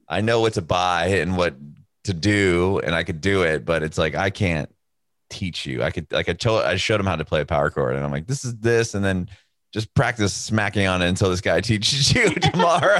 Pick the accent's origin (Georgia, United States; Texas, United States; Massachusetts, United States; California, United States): California, United States; San Diego; moved away as an adult; now in Nashville, United States; we're from San Diego, California